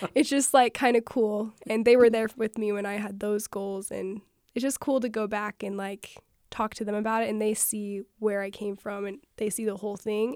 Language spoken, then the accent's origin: English; Panguitch, Utah, United States; moved away as an adult; I'm from Penguich